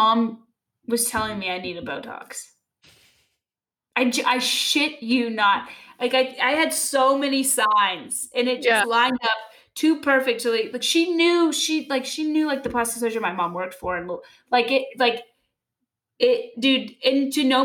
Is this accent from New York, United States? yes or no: no; Louisville, Kentucky, United States; I'm from Louisville